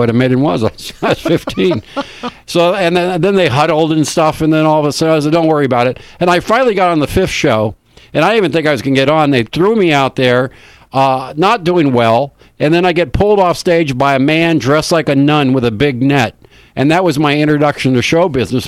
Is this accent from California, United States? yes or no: yes; West Covina, California, United States; born or raised there; also born or lived in San Gabriel, California / El Monte, California